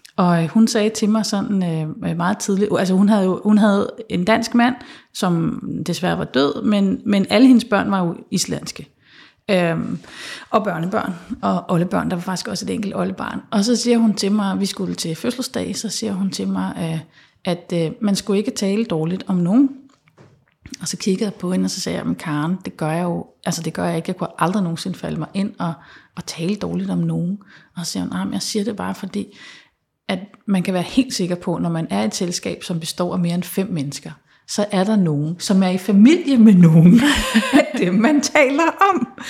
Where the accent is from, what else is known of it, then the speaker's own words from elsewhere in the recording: Central Jutland, Central Denmark Region, Denmark; moved away; jeg er vokset op på Midtjylland